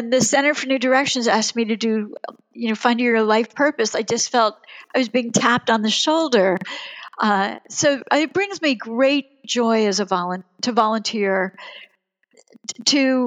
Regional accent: Germany; now in United States; I was born in Germany, and my father never came here.

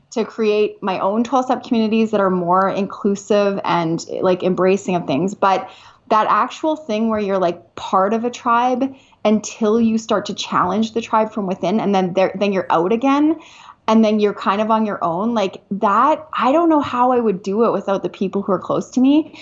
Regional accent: Canada; moved away as an adult; now in United States; I am a Canadian. I am a Canadian

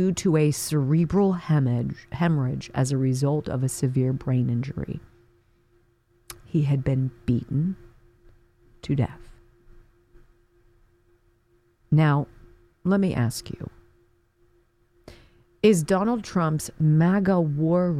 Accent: Pennsylvania, United States; I was working for the local ABC affiliate in my hometown here in the land before time, Pennsylvania

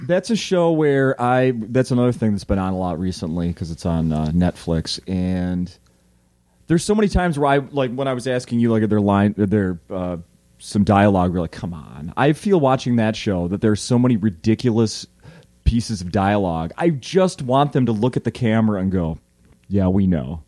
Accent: Saint Paul, Minnesota, United States; I grew up in Saint Paul

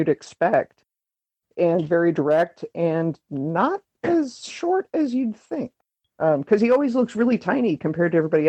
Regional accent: St. Louis, Missouri, United States; now in Kentucky, United States; live in Kentucky, of all places, OVW country. There's also IWA across the river. I grew up in Muchnick territory out in St. Louis

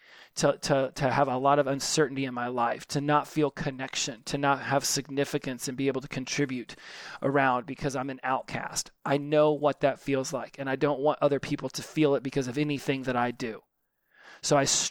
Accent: United States; I'm a tall, straight, white, American male

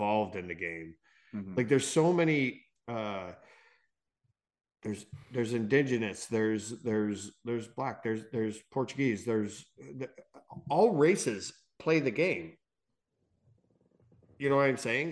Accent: Canada; we are Canadian

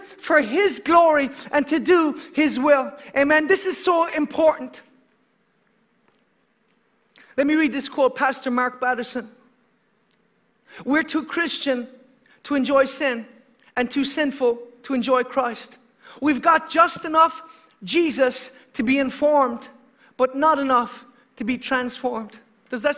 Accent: Ireland; as an Irishman

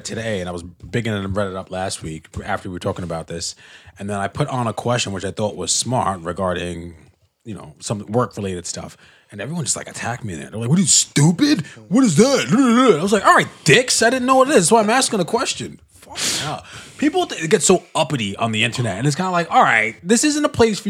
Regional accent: Mississippi, United States; I'm from Mississippi.

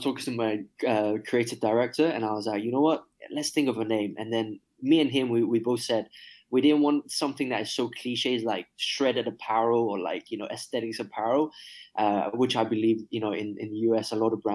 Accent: Hong Kong; moved away as an adult; born and raised in Hong Kong

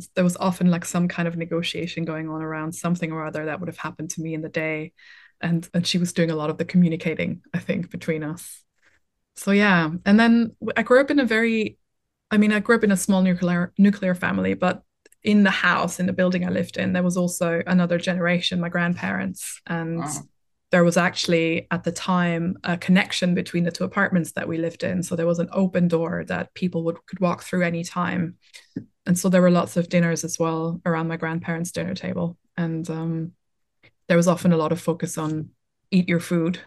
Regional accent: Vienna, Austria; English is a second language; moved away as an adult; now in Brighton, United Kingdom; I'm an only child. I grew up in Vienna

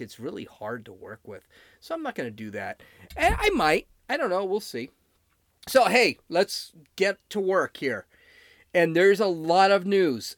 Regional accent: United States; I am an American citizen. I was born here

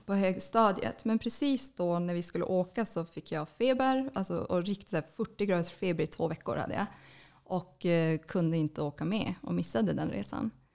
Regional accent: Kiruna, Norrbotten County, Sweden; moved away as an adult; also born or lived in Luleå; now in Stockholm, Sweden; jag är född och uppvuxen i Kiruna. Mm. Har bott där hela mitt, min barndom, ända tills jag gick gymnasiet

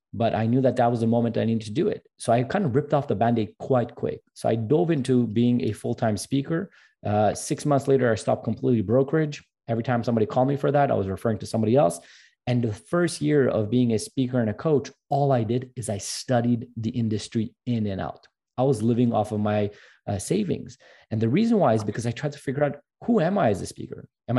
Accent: Montreal, Quebec, Canada; that speech was actually in French because I'm from Montreal

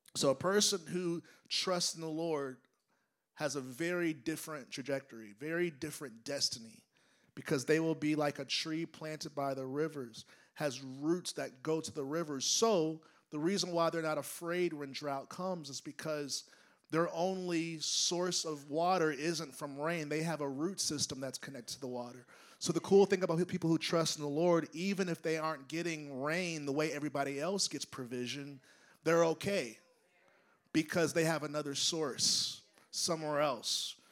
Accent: United States; as an American

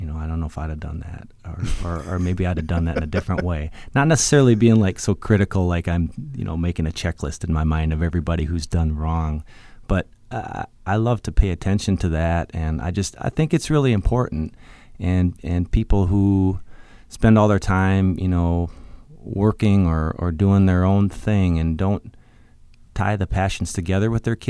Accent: Minnesota, United States; I was born in Minneapolis to very young parents. My parents were 19 and 20 years old only, so I was something of a love child, I believe. Props to …. But we moved soon to Southwest Minnesota

